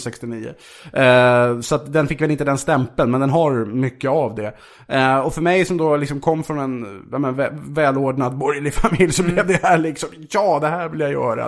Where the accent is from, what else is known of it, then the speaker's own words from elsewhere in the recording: Vaxholm, Stockholm County, Sweden; Jag kom från Vaxholm, villaförort